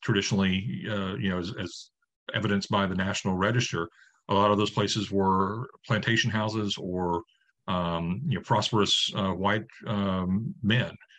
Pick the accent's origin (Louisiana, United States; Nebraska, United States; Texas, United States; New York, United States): Louisiana, United States; Northeast; moved away as an adult; I grew up here in Northeast Louisiana and moved off and worked for the past 20 years in preservation organizations